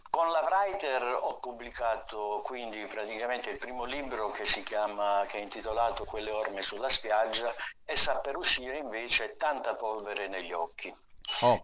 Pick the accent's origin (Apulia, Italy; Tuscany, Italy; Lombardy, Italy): Apulia, Italy; Taranto; now in Milan, Italy; sono nato a Taranto.